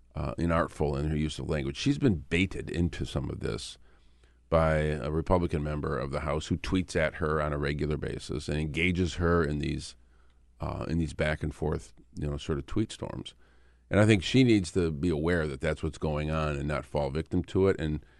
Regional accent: Michigan, United States; I'm from Michigan.

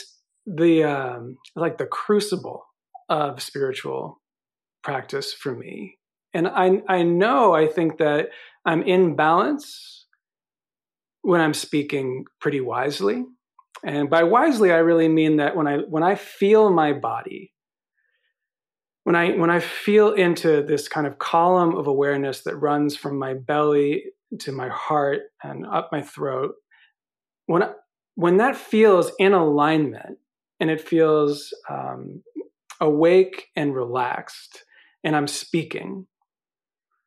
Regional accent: New York, United States; I'm from New York

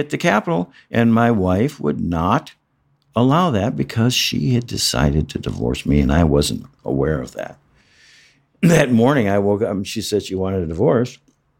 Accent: Midwest, United States; I'm from the Midwest. I'm a religious man, and I just damn near died.

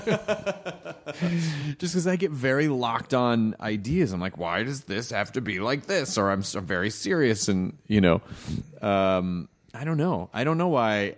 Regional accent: Memphis, Tennessee, United States; moved away; also born or lived in Louisville, Kentucky; I was born in Louisville, Kentucky, and I grew up in Memphis

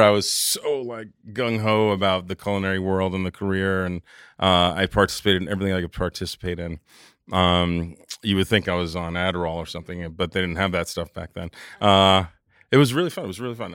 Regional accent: New York City, New York, United States; I lived in Jamaica, Queens at the dawn of the crack

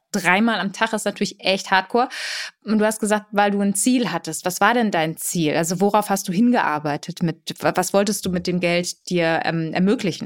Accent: Germany; first language Polish; German is a second language; ich bin in Deutschland geboren, aber meine Eltern kommen aus Katowice mhm. und aus Lodz

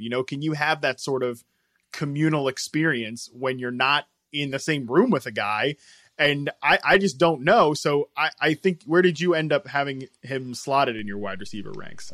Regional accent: Virginia, United States; I was from Virginia

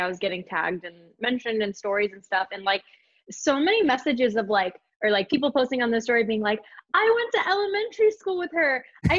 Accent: Monterey, California, United States; I'm from NorCal. I'm from Monterey, California.

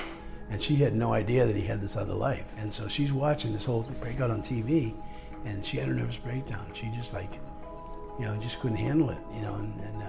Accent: Boston, Massachusetts, United States; I'm from Southie.

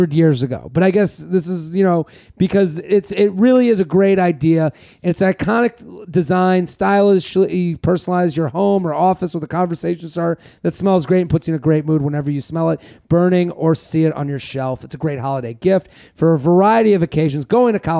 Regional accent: Massachusetts, United States; moved away; I'm from Massachusetts. That makes me think of home

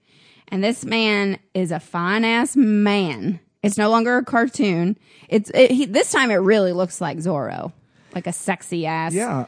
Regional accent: Jensen Beach, Florida, United States; born or raised there

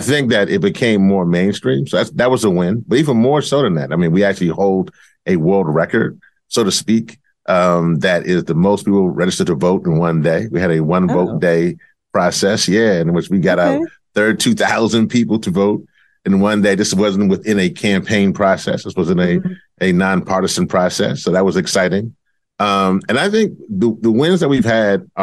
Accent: Louisiana, United States; my home state of Louisiana

